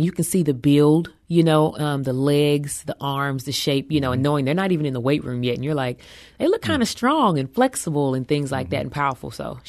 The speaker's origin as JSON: {"language": "English", "town": "East St. Louis", "region": "Illinois", "country": "United States", "tie": "born or raised there", "said": "Oh, life for me was, I was very blessed."}